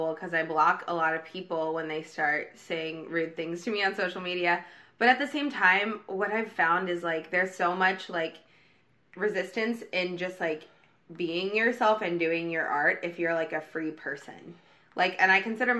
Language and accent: English; Oregon, United States; now in Los Angeles, United States; I'm from like a small, very religious, very conservative town in Oregon. And a lot of people I grew up with are Republican